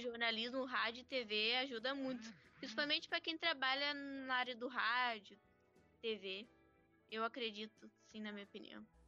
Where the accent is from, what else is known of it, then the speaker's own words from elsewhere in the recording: Alvorada, Rio Grande do Sul, Brazil; Eu sou de Alvorada